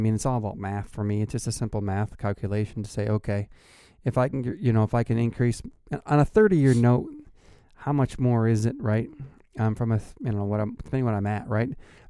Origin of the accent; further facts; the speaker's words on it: Plainwell, Michigan, United States; Where y'all from? I'm from Plainwell.